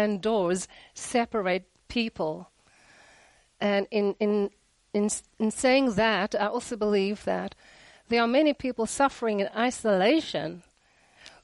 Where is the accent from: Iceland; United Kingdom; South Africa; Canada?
South Africa; I am from South Africa.